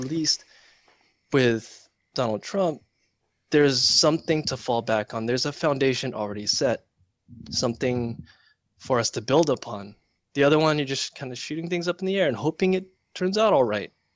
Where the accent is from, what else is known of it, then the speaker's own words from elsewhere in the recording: United States; I'm actually the first generation of my family to hmm. be here and be in America. My parents came from the Philippines